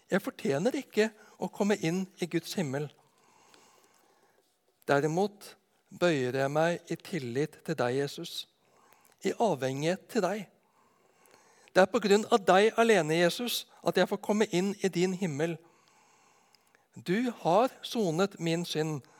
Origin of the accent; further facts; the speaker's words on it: Arendal, Agder, Norway; moved away as an adult; also born or lived in Ås; Når jeg blir spurt hvor jeg kommer ifra, så holder det ikke å si at jeg kommer ifra Nedenes vest for Arendal, hvor jeg bodde fra jeg var åtte til jeg flytta ut til Oslo for å studere.